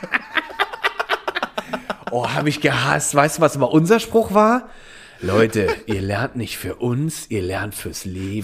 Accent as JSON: {"language": "German", "area": "Eifel", "region": "Rhineland-Palatinate", "country": "Germany", "tie": "born or raised there", "said": "in der Region, wo ich aufgewachsen bin, ist, ist eine Vulkanregion, äh, die Eifel"}